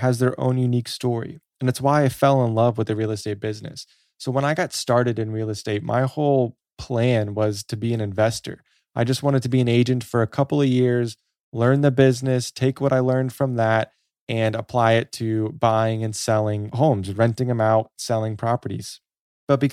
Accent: Florida, United States; As someone who was born and raised in Florida, I've spent most of my time here in Pinellas County.

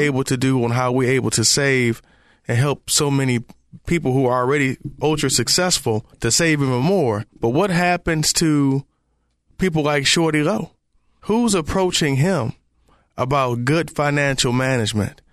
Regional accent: Detroit, Michigan, United States; also born or lived in Memphis; now in Charlotte, United States; Me growing up in Detroit

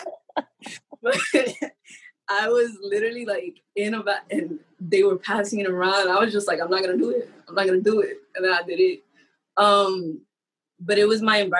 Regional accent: New York City, New York, United States; I'm from the Bronx. And so my college was upstate New York

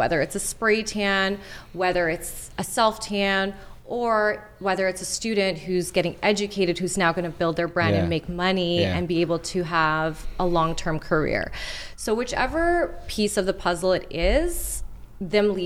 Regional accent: Montreal, Quebec, Canada; people that I grew up with in Montreal

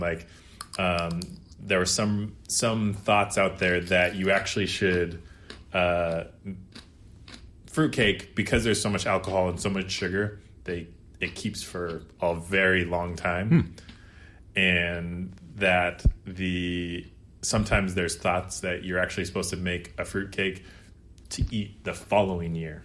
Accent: Eastern Washington, United States; now in Seattle, United States; I'm from Eastern Washington

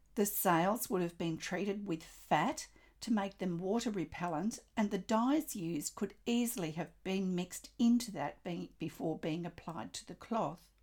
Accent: Australia; I'm an Australian textile artist

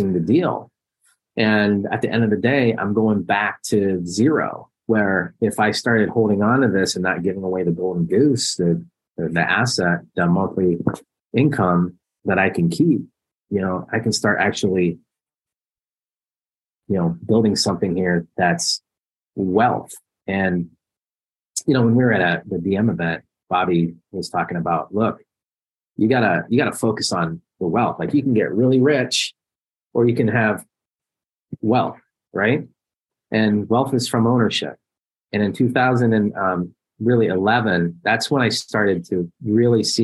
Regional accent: Columbus, Ohio, United States; I'm Columbus

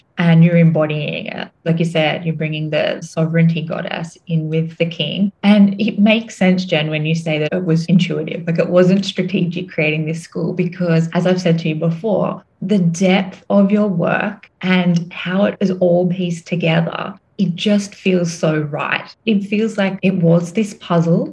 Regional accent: Australia; moved away as an adult; now in Singapore; I'm from Australia, but I do have Celtic lineage. And I've been in Asia for 8 years

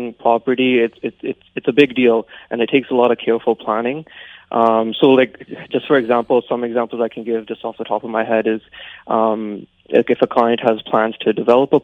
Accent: Abbotsford, British Columbia, Canada; also born or lived in Alberta; I was born and raised in Abbotsford, and I still live here

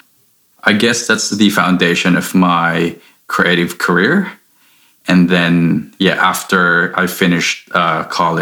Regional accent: Philippines; moved away as an adult; now in Sydney, Australia; I'm originally from the Philippines. I was born and raised there.

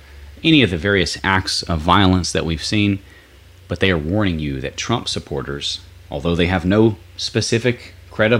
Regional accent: United States; I'm an American

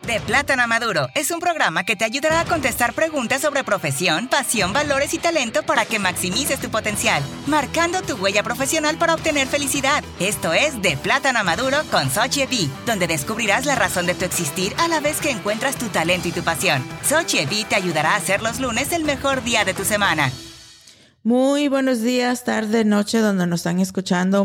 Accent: Louisiana, United States; moved away; also born or lived in Atlanta, Georgia; nunca me crié con un pie en Nicaragua y un pie en, en, Luisiana

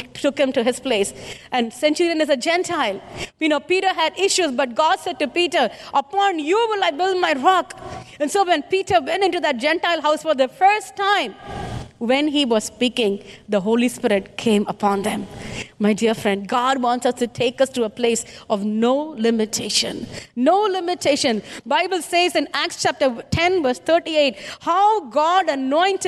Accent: India; I'm an Indian

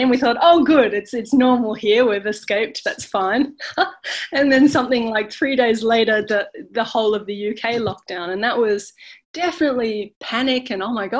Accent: Australia; moved away as an adult; also born or lived in Boston, United States / France / London, United Kingdom; now in California, United States; I'm Australian

